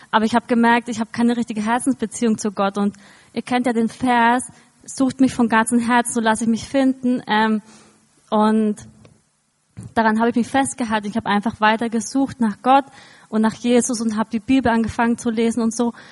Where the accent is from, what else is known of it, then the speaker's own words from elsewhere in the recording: Eisenwind, Bavaria, Germany; ich bin in Eisenwind aufgewachsen, also in der Nähe von Kulmbach und so